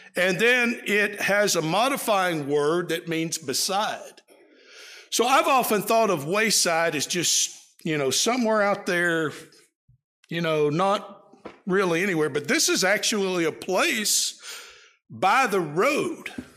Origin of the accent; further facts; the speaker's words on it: East Texas, United States; where I grew up in East Texas